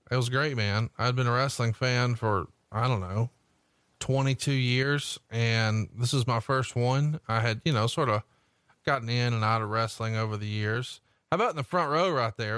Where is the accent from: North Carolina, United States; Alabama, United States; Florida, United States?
Alabama, United States; I'm from Alabama